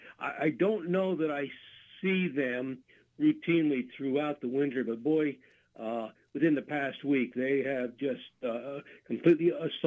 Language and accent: English; Jersey Shore, Pennsylvania, United States; I grew up in Jersey Shore in Lycoming County and spent as a youngster many a day in Pine Creek Valley, especially Little Pine Creek.